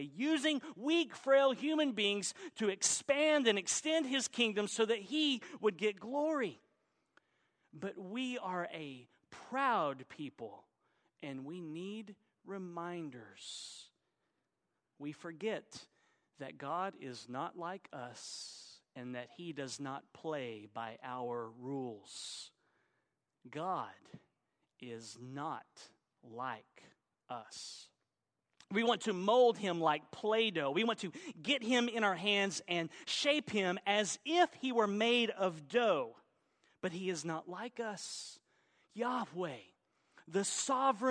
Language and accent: English; Oklahoma, United States; also born or lived in Arkansas; Arkansas, which is where I was born, even though I was raised in Oklahoma